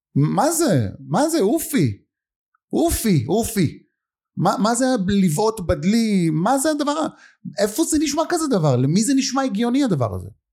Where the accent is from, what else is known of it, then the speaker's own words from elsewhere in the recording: Lod, Central District, Israel; אני גדלתי בלוד